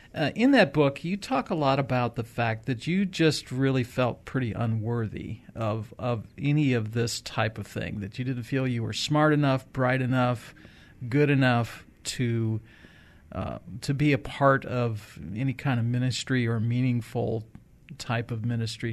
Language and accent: English; Rock Island, Illinois, United States; we grew up in Rock Island, Illinois, which is right on the Mississippi River